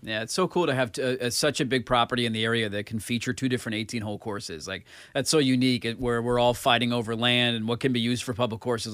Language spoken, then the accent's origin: English; Portland, Oregon, United States; growing up around East Moreland